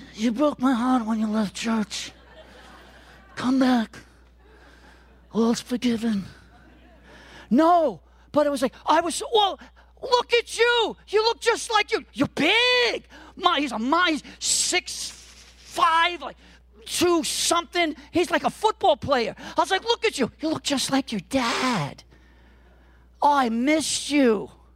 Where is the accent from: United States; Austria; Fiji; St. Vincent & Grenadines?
United States; New York City, New York; I'm a Brooklyn boy. I grew up in Brooklyn in the '70s and the '80s